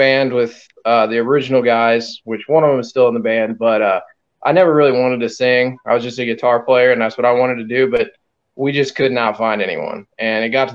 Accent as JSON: {"language": "English", "town": "Perry", "region": "Missouri", "country": "United States", "tie": "born or raised there", "said": "my hometown is Perry, Missouri"}